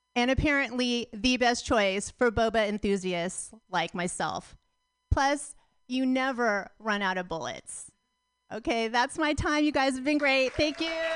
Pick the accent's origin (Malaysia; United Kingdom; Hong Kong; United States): United States; Pacifica, California; I'm from Pacifica. I grew up in Pacifica.